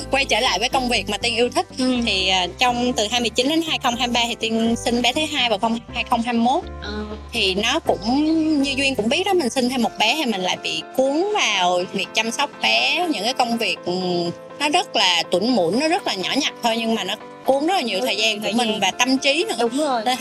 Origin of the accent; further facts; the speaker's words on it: Southern Vietnam, Vietnam; accent: southern Vietnamese; moved away as an adult; also born or lived in Japan; now in Hanoi, Vietnam; mình nói giọng miền nam rõ ràng